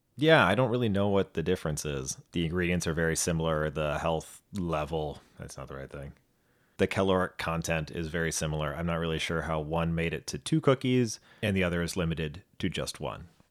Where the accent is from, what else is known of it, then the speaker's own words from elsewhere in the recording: United States; we are two Americans who've never been to Australia